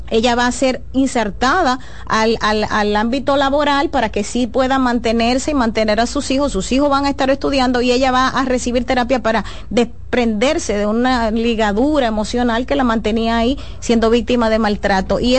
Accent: Santo Domingo Este, Distrito Nacional, Dominican Republic; yo nací y me crié en Santo Domingo este Me duele lo que a ti te duele. Yo amo el municipio

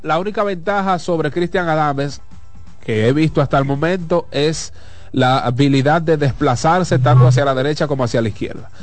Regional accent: Dominican Republic; somos dominicanos y familia

